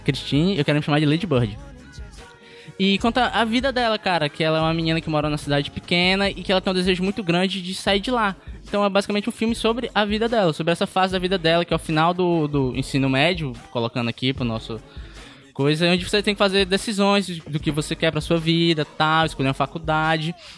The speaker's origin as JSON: {"language": "Portuguese", "town": "Pacatuba", "region": "Ceará", "country": "Brazil", "tie": "born or raised there", "said": "eu tenho 22 anos, eu passei praticamente 22 anos da minha vida na Pacatuba"}